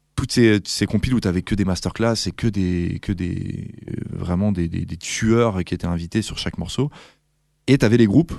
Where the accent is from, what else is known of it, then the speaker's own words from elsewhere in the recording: Val-d'Oise, Île-de-France, France; now in Brussels, Belgium; je venais du Val d'Oise, du 95